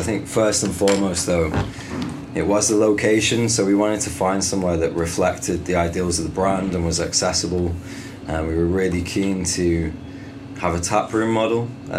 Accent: Bradford, Yorkshire and the Humber, United Kingdom; also born or lived in Manchester / Bristol; So I was born in Manchester. I was there till I was 6, and then Bradford after that.

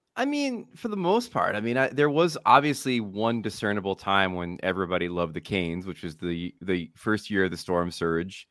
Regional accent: Matawan, New Jersey, United States; From Mattawan.

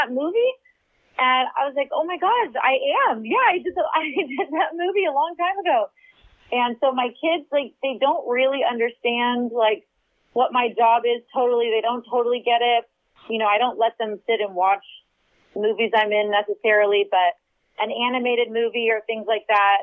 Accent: Texas, United States; moved away; also born or lived in California; we moved to Austin, which is my home state of Texas

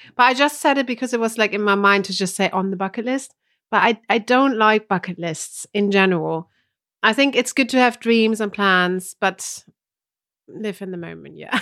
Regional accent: Germany; English is a second language; moved away; from Germany

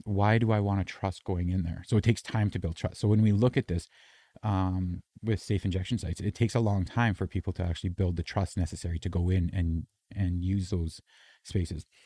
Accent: Canada; I'm Canadian

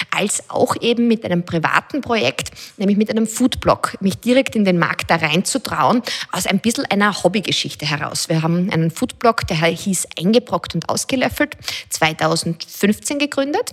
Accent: Styria, Austria; Also ich bin selber in der Steiermark aufgewachsen

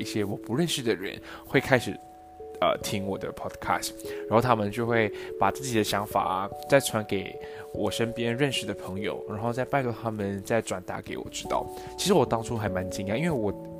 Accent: Malaysia; accent: Malaysian; 面我 OK 了之后，我会慢慢慢慢的调整回马来西亚的腔调。所以各位给我一点时间，还是你们不希望我用马来西亚的腔调来跟大家说话呢？

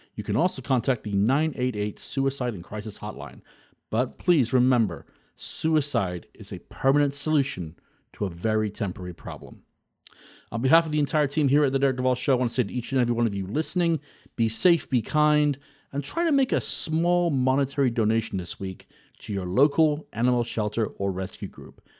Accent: United Kingdom; being British

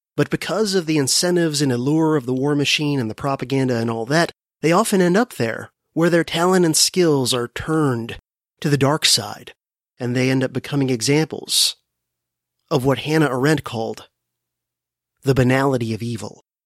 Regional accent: South Florida, United States; also born or lived in Miami / Fort Lauderdale; both Corbin and I were born and raised in South Florida

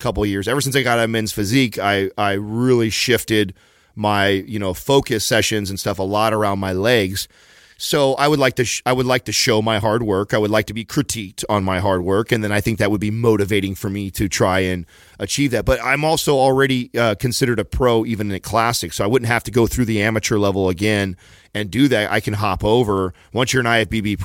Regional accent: San Jose, California, United States; I wanted to do it in my hometown

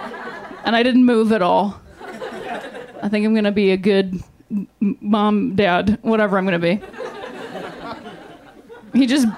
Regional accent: Akron, Ohio, United States; now in Los Angeles, United States; I'm from Akron, Ohio, also home of the king, LeBron James

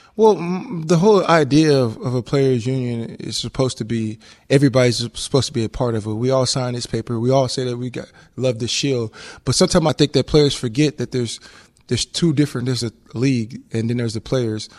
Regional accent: Texas, United States; moved away as an adult; also born or lived in Louisiana; now in Hawaii, United States; I grew up in Texas, so I had a lot of Spanish friends

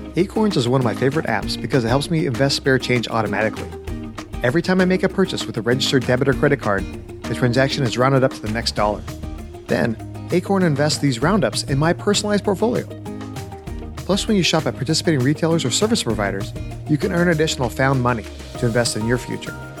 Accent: California, United States; now in Nashville, United States; I'm from California, so I'm not used to having to bundle up

